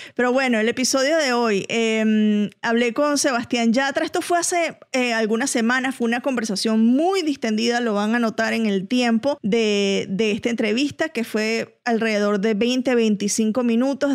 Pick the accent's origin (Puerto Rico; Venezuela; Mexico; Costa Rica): Venezuela; yo, que soy venezolano